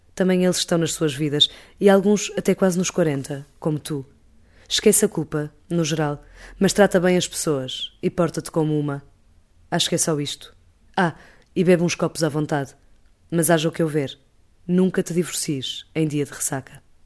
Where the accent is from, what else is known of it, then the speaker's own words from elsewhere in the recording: Portugal; nós, enquanto portugueses